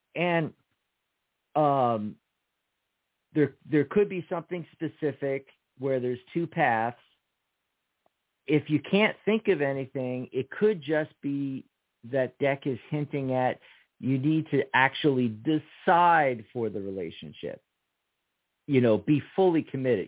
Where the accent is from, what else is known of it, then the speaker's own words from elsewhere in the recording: Pennsylvania, United States; That's our home state